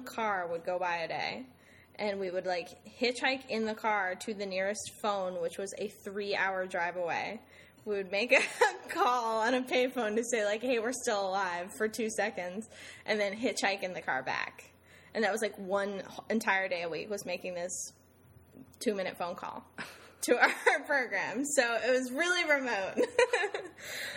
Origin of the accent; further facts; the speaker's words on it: Summit, New Jersey, United States; moved away as an adult; also born or lived in Saratoga Springs, New York / Ghana / Beijing, China / New York; now in Hartford, United States; I'm from Summit, New Jersey.